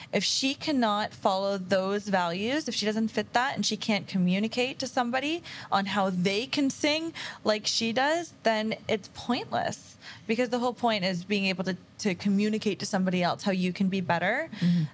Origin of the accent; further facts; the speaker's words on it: Kingston, Ontario, Canada; moved away as an adult; now in Windsor, Canada; I moved here from Kingston